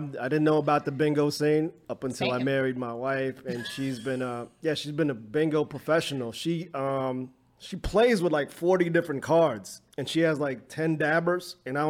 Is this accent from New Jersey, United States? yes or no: yes; New Jersey, United States; now in Los Angeles, United States; I'm originally from Jersey, living